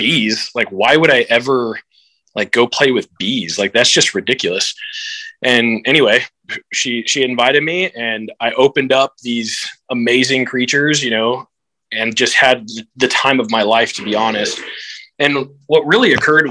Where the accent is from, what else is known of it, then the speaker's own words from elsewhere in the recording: Houston, Texas, United States; I grew up here in Houston, Texas